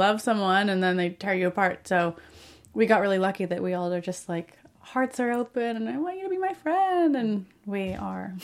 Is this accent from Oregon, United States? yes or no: yes; Springfield, Oregon, United States; moved away as an adult; also born or lived in Portland, Oregon; now in Los Angeles, United States; I moved from Springfield, where I grew up, to Portland when I graduated, and then from Portland to L A when I was nineteen.